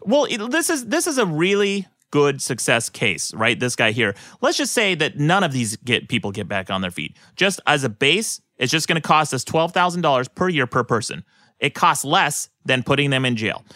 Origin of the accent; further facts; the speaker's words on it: Utah, United States; moved away; my own home state of Utah